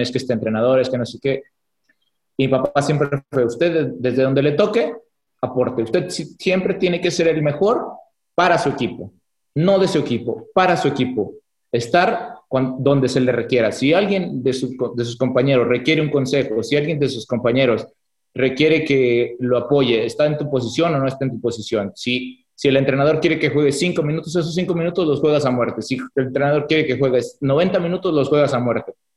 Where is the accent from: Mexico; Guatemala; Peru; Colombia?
Mexico; nosotros como mexicanos